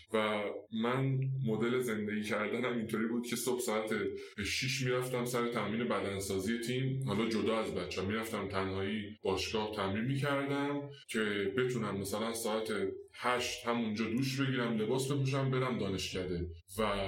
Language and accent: Persian; Salmas, West Azerbaijan, Iran; accent: Turkish (Azerbaijani); moved away; من بچه سلماسم